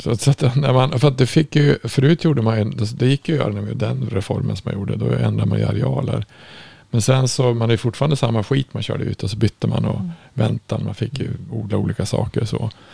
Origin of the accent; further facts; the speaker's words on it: Norrland, Sweden; jag kom ju från Norrland